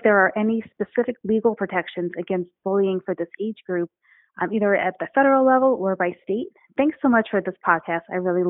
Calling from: Big Sky, Montana, United States; I'm calling in from Big Sky, Montana.

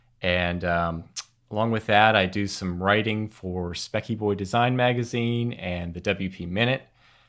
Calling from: Carlisle, Pennsylvania, United States; I'm in Carlisle, Pennsylvania, over in the USA.

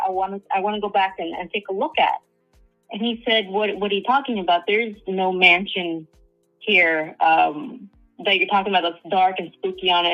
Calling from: Southern California, United States; I'm calling from Southern California

